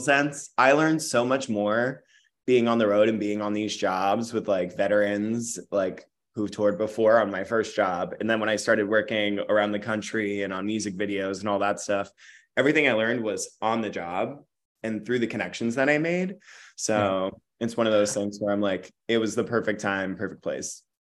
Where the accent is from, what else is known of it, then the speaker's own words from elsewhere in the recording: Jackson, New Jersey, United States; moved away as an adult; also born or lived in Tyler, Texas / Boston; now in New York, United States; I'm Texas born and mm-hmm. Jersey raised